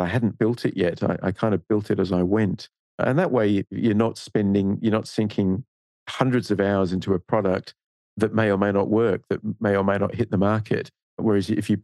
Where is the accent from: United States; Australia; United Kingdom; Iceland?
Australia; accent: Australian; now in Singapore; you can probably tell by my accent, I'm Australian